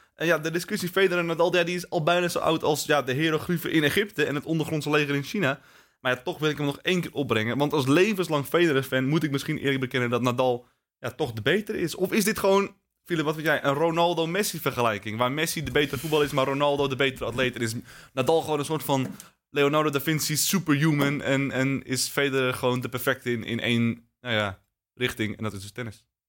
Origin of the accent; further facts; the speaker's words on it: Netherlands; wij als Nederlanders